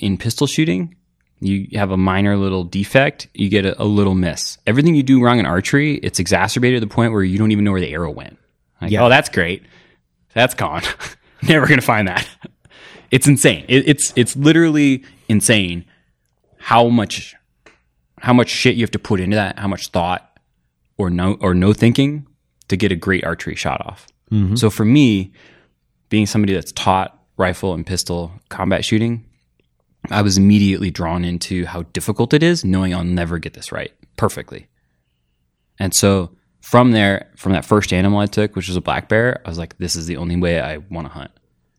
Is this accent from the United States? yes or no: yes; Los Angeles, California, United States; So I grew up in LA. Mm-hmm. I'm literally from Los Angeles. My mom's from LA. My dad's from LA.